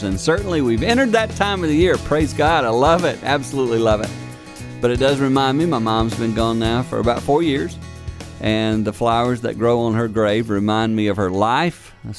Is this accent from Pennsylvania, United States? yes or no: yes; Philadelphia, Pennsylvania, United States; I did not know him at all. I was from Philadelphia.